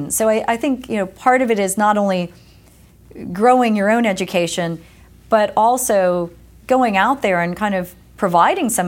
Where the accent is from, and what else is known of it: East Coast, United States; born or raised there